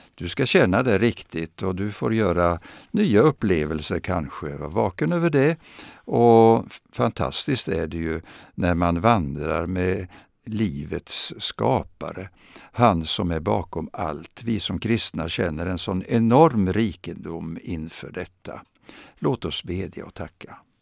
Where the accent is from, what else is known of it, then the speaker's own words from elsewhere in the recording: Vadstena, Östergötland, Sweden; jag växte upp i Östergötland och i den lilla staden Vadstena